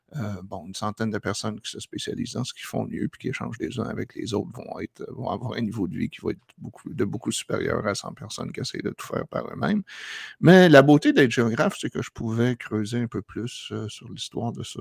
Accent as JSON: {"language": "French", "region": "Quebec", "country": "Canada", "moved": "yes", "said": "Ça, fait genre 25 ans que j'ai quitté le Québec"}